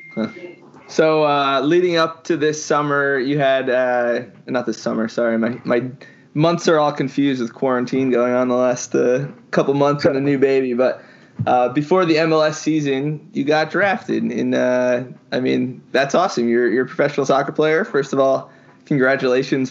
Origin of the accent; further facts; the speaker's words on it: Midland Park, New Jersey, United States; I'm actually a Jersey guy myself, but I'm uh, more northern part